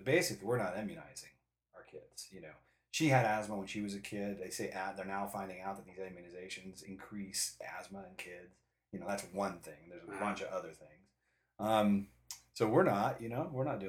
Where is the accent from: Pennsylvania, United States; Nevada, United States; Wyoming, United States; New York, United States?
Nevada, United States; Boulder City; also born or lived in Iowa; moved us to a little town outside of Las Vegas called Boulder City, Nevada. It's out by Lake Mead, Hoover Dam area